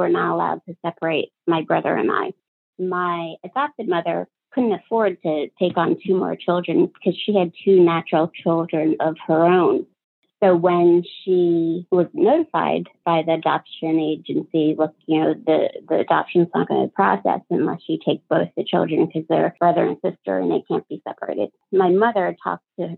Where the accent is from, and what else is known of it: Pennsylvania, United States; born or raised there; also born or lived in Ho Chi Minh City, Vietnam